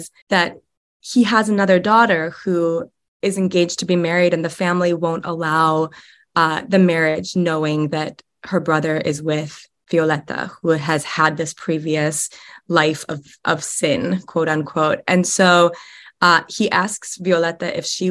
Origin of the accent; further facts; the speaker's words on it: Chicago, Illinois, United States; also born or lived in upstate New York; now in Nebraska, United States; I moved here directly from upstate New York, but I'm from the Chicagoland area originally.